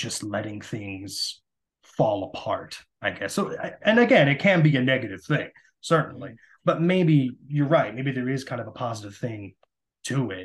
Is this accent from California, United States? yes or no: yes; California, United States; And I grew up in California